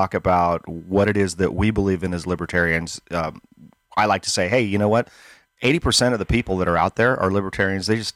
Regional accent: Northern Nevada, United States; moved away as an adult; also born or lived in Northern California / Placer County, California; now in Gold Hill, United States; I was born and raised up here in Northern California, in Northern Nevada. I moved to Northern California and spent a 30-year career running my business

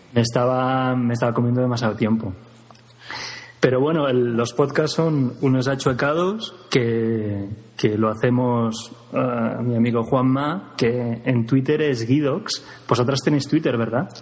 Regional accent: Girona, Catalonia, Spain; now in Granada, Spain; no soy exactamente de Granada, soy de Gerona, de Girona

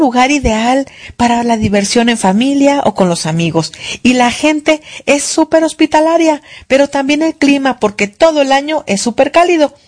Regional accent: Poza Rica, Veracruz, Mexico; mi tierra, Poza Rica

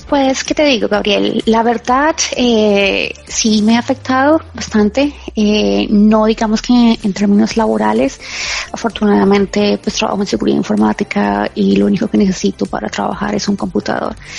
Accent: Colombia; now in Ireland; yo soy colombiana

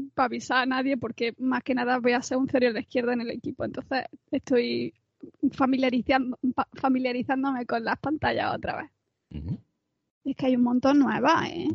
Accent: Andalusia, Spain; soy andaluza

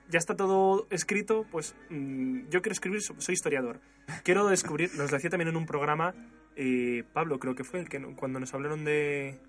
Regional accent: Spain; yo soy español, me considero español

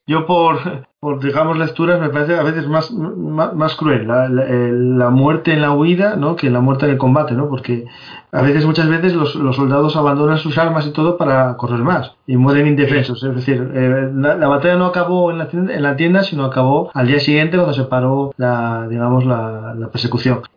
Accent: Asturias, Spain; somos asturianos

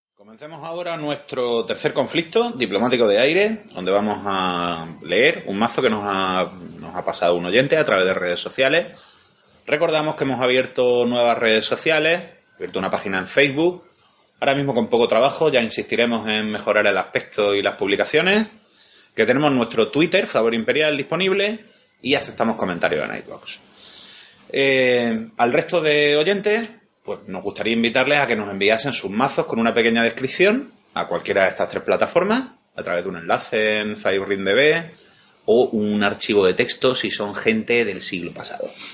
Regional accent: Andalusia, Spain; Somos de Andalucía.

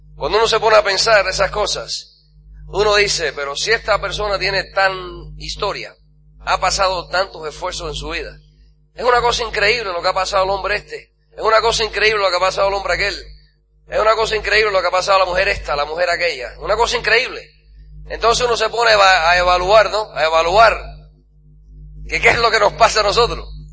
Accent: New York, United States; moved away; cuando era niño, en Nueva York, de vez en cuando en el colegio

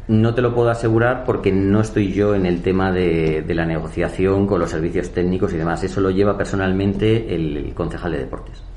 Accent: Villaviciosa de Odón, Community of Madrid, Spain; yo tengo 43 años, vivo en mi pueblo y la mayoría de mis amigos del instituto, del Calatalifa, del Laura

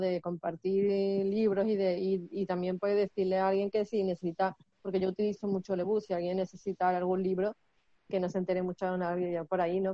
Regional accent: Seville, Andalusia, Spain; yo soy de Sevilla

